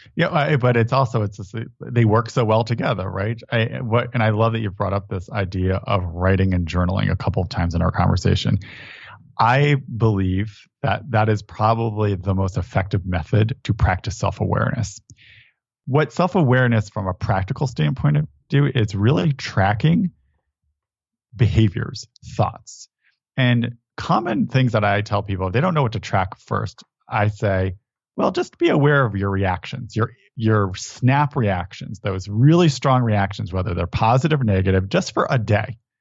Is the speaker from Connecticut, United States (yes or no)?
yes; Connecticut, United States; I grew up in Connecticut